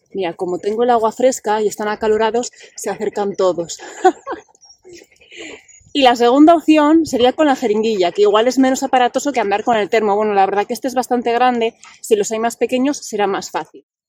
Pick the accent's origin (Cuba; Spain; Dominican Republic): Spain; Bilbao, Basque Country; moved away as an adult; now in Asturias, Spain; yo nací en Bilbao, soy de Bilbao